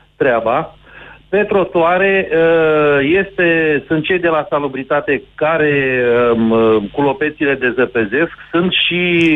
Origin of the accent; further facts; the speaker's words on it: Călărași, Călărași County, Romania; deci eu sunt din Călăraș